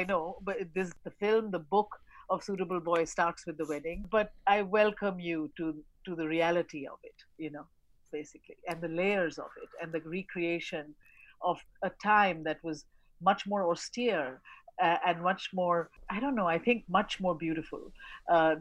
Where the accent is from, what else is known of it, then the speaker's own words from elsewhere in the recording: Kolkata, West Bengal, India; I grew up in Calcutta